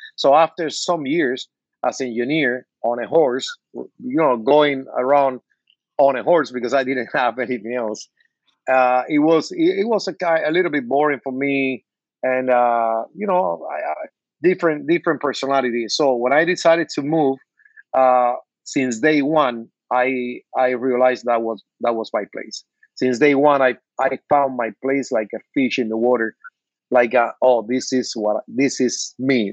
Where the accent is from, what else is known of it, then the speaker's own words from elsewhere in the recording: Cuba; English is a second language; moved away as an adult; now in Miami, United States; I was born in Cuba, and I, I came to the state with with 42 years old, almost 20 years ago.